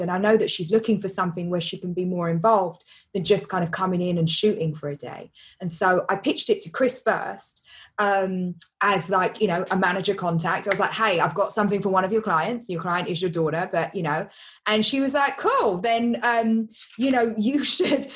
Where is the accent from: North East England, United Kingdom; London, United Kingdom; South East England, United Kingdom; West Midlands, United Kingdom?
London, United Kingdom; I grew up in East London, which is, you know, not that nice, or it wasn't when I was little